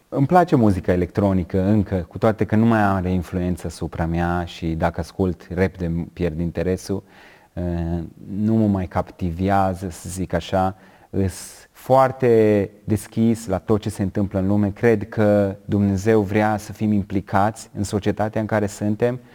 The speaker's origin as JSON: {"language": "Romanian", "country": "Romania", "said": "eu sunt băiat din România, dintr-o familie de creștini"}